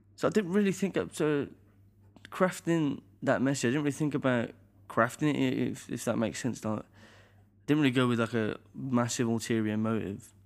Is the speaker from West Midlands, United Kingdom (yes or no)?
yes; Birmingham, West Midlands, United Kingdom; at the conservatoire in my hometown, Birmingham